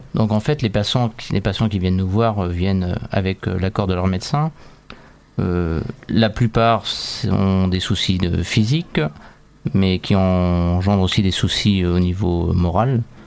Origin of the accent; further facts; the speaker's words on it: France; chez nous en France